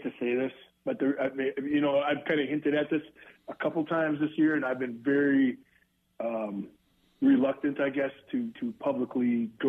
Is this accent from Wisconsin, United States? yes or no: yes; Green Bay, Wisconsin, United States; I grew up in Green Bay as a Packer fan